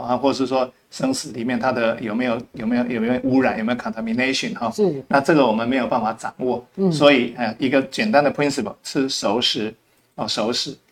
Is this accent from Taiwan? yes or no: yes; Taiwan; 我们台湾本人本身一般来讲的话，没有就碰过雪